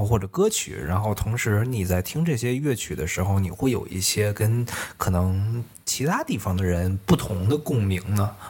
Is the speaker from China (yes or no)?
yes; Beijing, China; moved away as an adult; now in Toronto, Canada; 因为我是北京人嘛